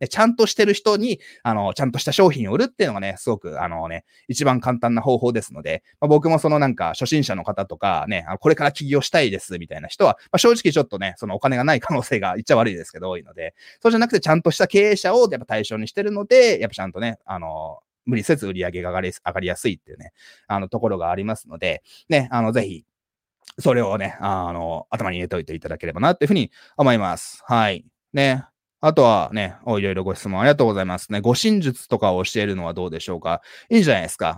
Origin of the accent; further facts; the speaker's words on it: Japan; 全然普通の日本人と変わんないんですけども、まあ、日本人の中ではね、英語うまい方だと思いますけども